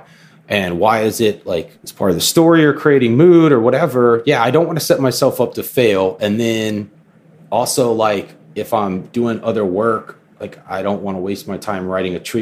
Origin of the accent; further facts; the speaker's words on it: Florida, United States; me growing up in Florida